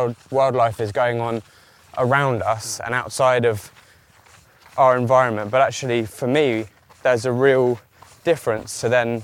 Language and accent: English; Kent, South East England, United Kingdom; I grew up in Kent, so middle of nowhere, trees, fields, whatever are all around us.